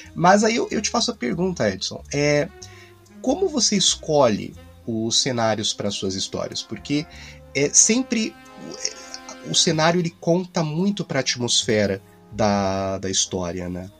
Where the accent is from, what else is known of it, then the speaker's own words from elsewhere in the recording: Brazil; Como brasileiro